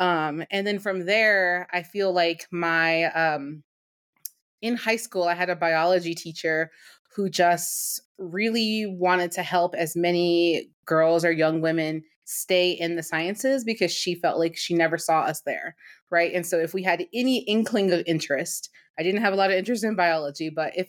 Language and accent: English; Maryland, United States; I grew up in Maryland.